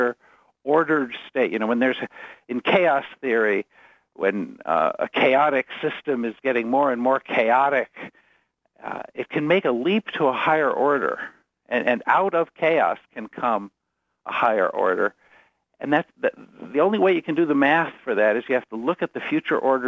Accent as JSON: {"language": "English", "country": "United States", "also_born_or_lived": "Chicago area / Ann Arbor", "said": "I'm an American"}